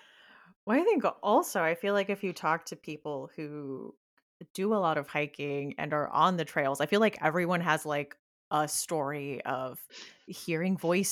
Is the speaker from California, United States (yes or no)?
yes; Murrieta, California, United States; moved away; where I'm originally from Southern California and like Temecula, which is like the town next to Murrieta, which is where I grew up.